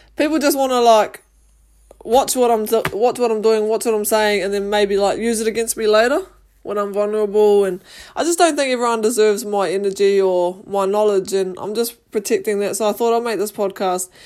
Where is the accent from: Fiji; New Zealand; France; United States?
New Zealand; I grew up in New Zealand and I'm New, New Zealand Māori.